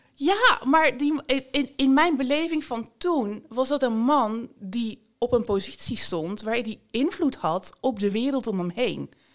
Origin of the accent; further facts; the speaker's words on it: Bergen op Zoom, North Brabant, Netherlands; Ik ben geboren en getogen in Berg op Zoom in Noord-Brabant